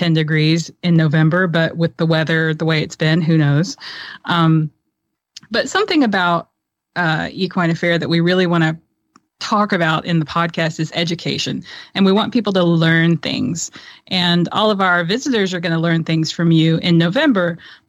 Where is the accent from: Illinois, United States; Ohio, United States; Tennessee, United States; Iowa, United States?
Tennessee, United States; I'm a girl from Tennessee.